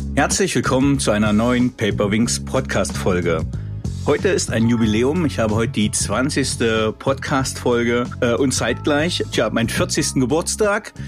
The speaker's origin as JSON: {"language": "German", "region": "East Germany", "country": "Germany", "tie": "born or raised there", "said": "Wir kommen ja nun beide, sind beide, ich, beide gebürtige DDR-Bürger"}